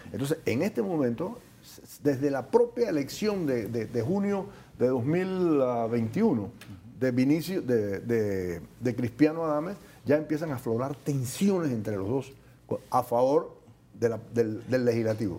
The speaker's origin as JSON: {"language": "Spanish", "country": "Panama", "said": "Nosotros los panameños"}